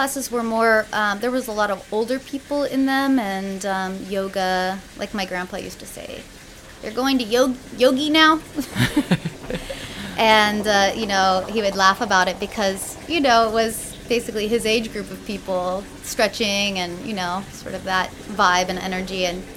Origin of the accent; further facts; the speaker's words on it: Oceanside, California, United States; I'm a Southern California native. I was born in Oceanside